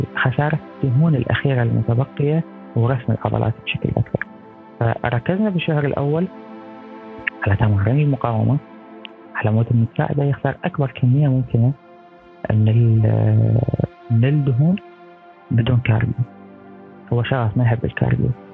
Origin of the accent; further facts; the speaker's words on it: Iraq; now in France; احنا بالعراق